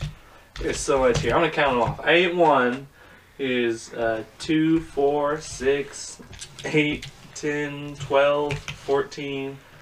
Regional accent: Texas, United States; I'm from Texas.

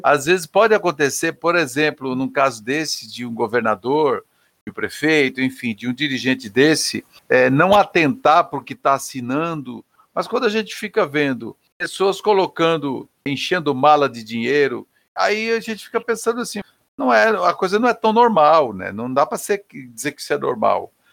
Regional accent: Santa Catarina, Brazil; moved away; Eu sou de Santa Catarina

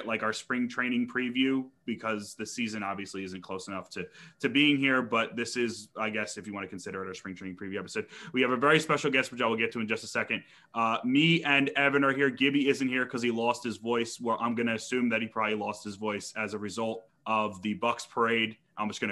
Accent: New Jersey, United States; I'm actually from South Jersey, so I grew up a Phillies fan

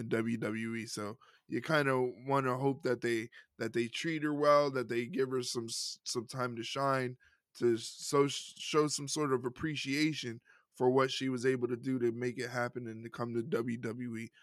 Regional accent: New York City, New York, United States; a Puerto Rican male from New York City

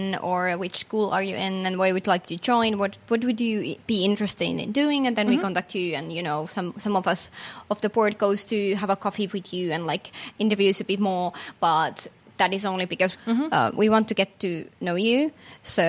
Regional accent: Finland; I'm not from Helsinki region originally, even though I'm a Finn

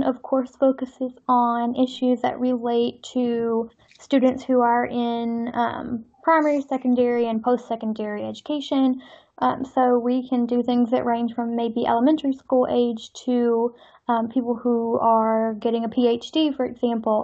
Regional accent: Georgia, United States; also born or lived in Essex, United Kingdom; I am from Georgia in the U.S.

